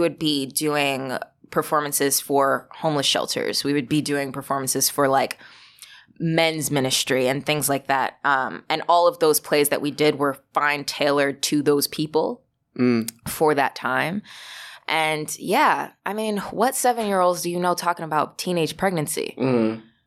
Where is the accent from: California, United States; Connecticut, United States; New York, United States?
New York, United States; Valley Stream; I grew up in Valley Stream, Long Island